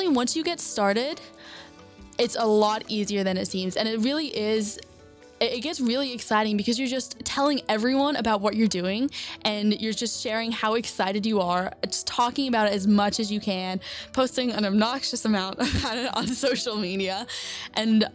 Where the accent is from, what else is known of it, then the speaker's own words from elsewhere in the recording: Lexington, Kentucky, United States; moved away as an adult; now in Columbia, United States; I'm from Lexington, Kentucky